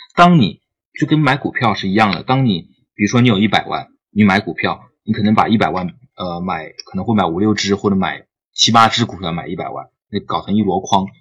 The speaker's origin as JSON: {"language": "Chinese", "region": "Jiangxi", "country": "China", "moved": "yes", "lives_now": "Shenzhen, China", "said": "我是江西人，我是二零一二年毕业的。然后呢，一直在深圳工作"}